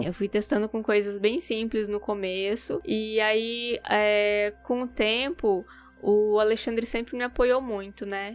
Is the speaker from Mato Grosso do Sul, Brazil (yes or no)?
yes; Campo Grande, Mato Grosso do Sul, Brazil; moved away as an adult; also born or lived in Dourados, Brazil; now in Japan; sou de Dourados, né, mas eu cresci em Campo Grande